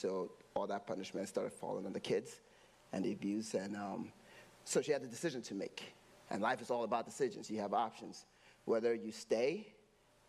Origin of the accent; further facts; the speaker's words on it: Nigeria; now in United States; I grew up in Nigeria without snow.